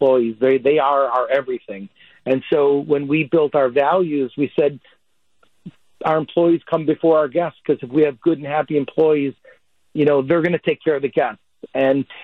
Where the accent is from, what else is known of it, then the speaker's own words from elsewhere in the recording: Wauwatosa, Wisconsin, United States; the table that Maria and Joe and Felicia and I grew up at in Wauwatosa